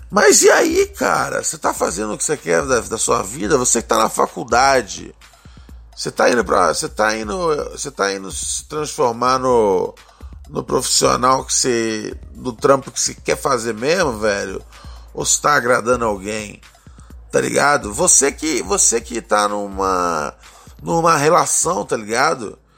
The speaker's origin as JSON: {"language": "Portuguese", "region": "Northeast Region", "country": "Brazil", "said": "Por favor, solta o pavarote, porque eu sou nordestino, mas meu pai é filho bastardo de um italiano safado."}